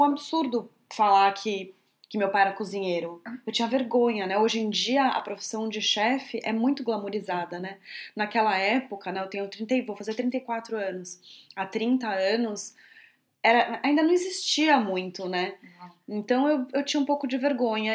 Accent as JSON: {"language": "Portuguese", "region": "São Paulo", "country": "Brazil", "tie": "born or raised there", "also_born_or_lived": "Bahia / New Zealand", "said": "eu nasci na Bahia, né? Então eu cresci dentro de restaurante e tudo mais. Só que logo eu fui para São Paulo, minha mãe é de São Paulo, e, e lá ela queria que eu estudasse normal"}